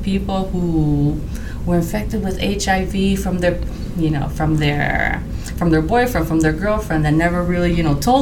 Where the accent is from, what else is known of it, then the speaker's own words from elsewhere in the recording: Puerto Rico; moved away as an adult; now in St. Louis, United States; I'm from Puerto Rico.